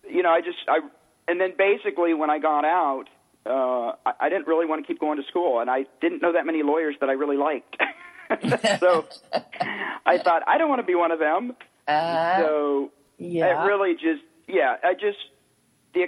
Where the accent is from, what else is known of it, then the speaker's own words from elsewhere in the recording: Tennessee, United States; I grew up in Tennessee, and I worked on a tobacco farm